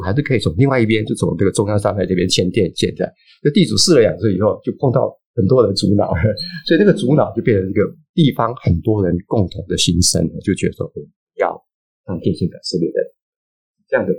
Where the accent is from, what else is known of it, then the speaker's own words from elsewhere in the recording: Hualien, Hualien County, Taiwan; moved away; 因为我自己在花莲长大 哦， 我念高中的时候，